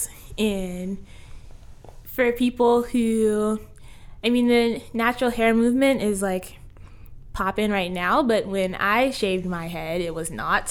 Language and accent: English; Tacoma, Washington, United States; also born or lived in Federal Way, Washington; I'm from Tacoma